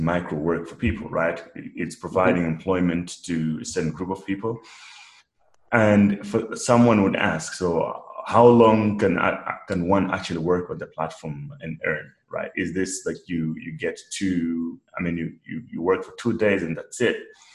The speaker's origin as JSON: {"language": "English", "country": "Malawi", "said": "I'm from Africa, originally mm-hmm. from Malawi"}